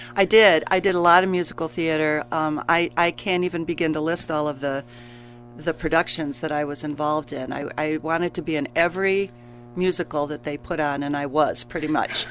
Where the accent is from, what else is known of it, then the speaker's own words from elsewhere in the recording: Grand Rapids, Michigan, United States; moved away as an adult; now in Kalamazoo, United States; grew up in Grand Rapids